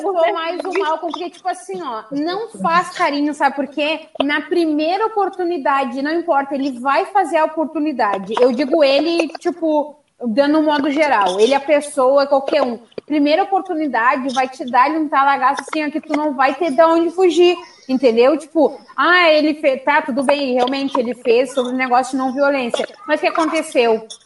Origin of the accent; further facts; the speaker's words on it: Rio Grande do Sul, Brazil; accent: gaúcho; now in Rio de Janeiro, Brazil; eu acho lindo o sotaque gaúcho, eu acho lindo, sabe? Não é porque é meu sotaque